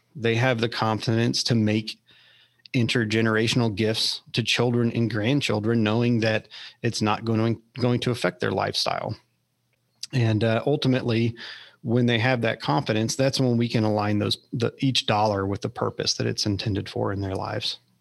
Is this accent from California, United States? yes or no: no; Austin, Texas, United States; I grew up in Austin, and my wife did as well.